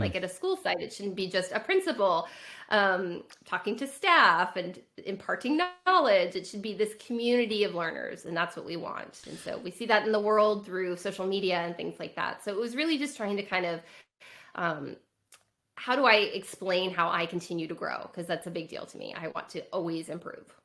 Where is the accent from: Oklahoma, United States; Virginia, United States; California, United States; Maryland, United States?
California, United States; I grew up in California.